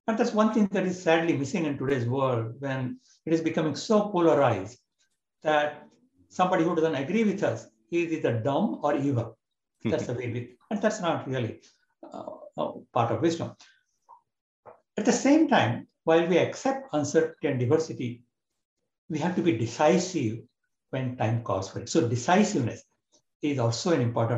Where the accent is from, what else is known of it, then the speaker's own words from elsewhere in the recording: India; moved away as an adult; now in United States; I was born and brought up in India